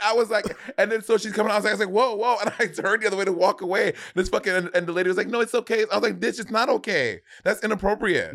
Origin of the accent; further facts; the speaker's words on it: United States; accent: Caribbean; my family is West Indian, but I was born in America